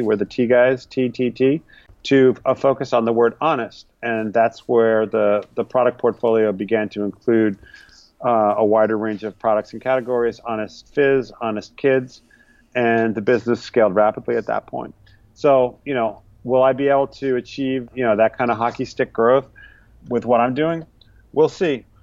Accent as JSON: {"language": "English", "region": "New England", "country": "United States", "tie": "born or raised there", "moved": "as an adult", "lives_now": "New York City, United States", "said": "I learned to make pickles with my family growing up in New England. We spent the summers in Vermont"}